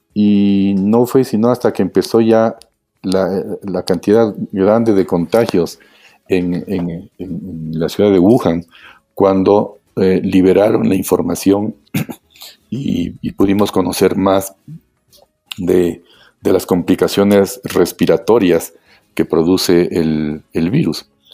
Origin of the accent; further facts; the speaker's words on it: Quito, Pichincha, Ecuador; yo nací en Quito hace ya 57 años. Eh, estudiamos, estudié yo ah, primero en la Escuela Espejo y luego en el Colegio Benalcázar.